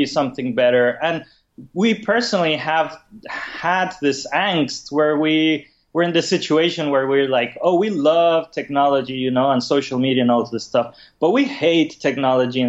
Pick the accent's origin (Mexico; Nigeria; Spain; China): Mexico; moved away as an adult; now in San Francisco, United States; I'm originally from Mexico, but I've been in San Francisco for the last 12 years